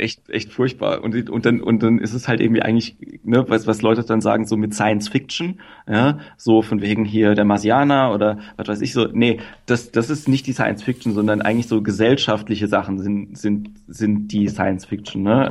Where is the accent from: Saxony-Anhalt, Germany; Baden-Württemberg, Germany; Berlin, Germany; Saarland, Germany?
Baden-Württemberg, Germany; Mannheim; moved away; also born or lived in Ruhr area; ich bin aus Mannheim, aber ich habe eine Zeit lang im Pott gewohnt